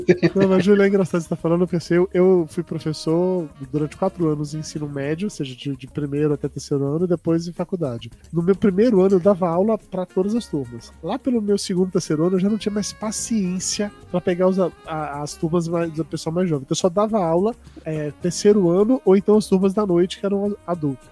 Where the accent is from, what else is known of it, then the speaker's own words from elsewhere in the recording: Amargosa, Bahia, Brazil; moved away; eu sou baiano, saí de Amargosa, interior da Bahia, fiz publicidade